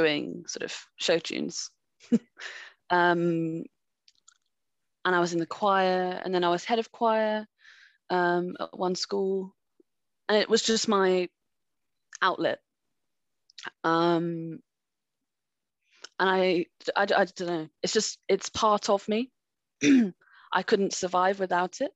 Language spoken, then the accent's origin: English; France; moved away; I grew up in France and they might have picked up on, I used to have a bit of an accent.